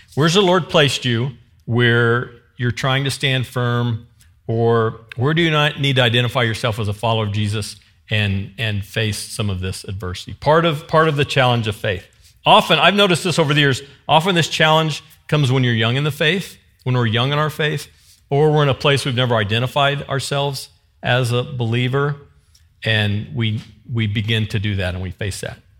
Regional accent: the Ozarks, United States; I'm from the Ozarks

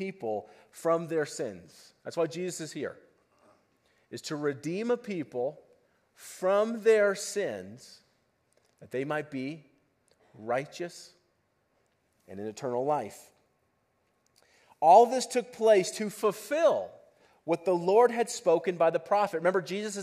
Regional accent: Boulder, Colorado, United States; I was born and raised in Boulder, went to CU, met my wife at CU

